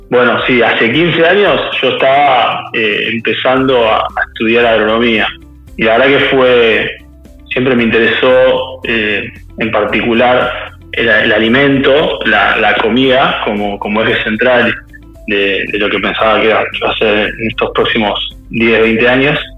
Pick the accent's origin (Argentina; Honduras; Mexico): Argentina; Quilmes, Buenos Aires Province; yo soy de Guilmes